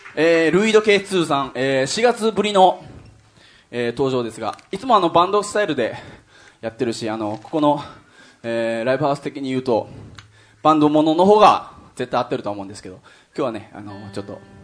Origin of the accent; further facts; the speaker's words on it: Kyushu, Japan; 九州出身なんでですね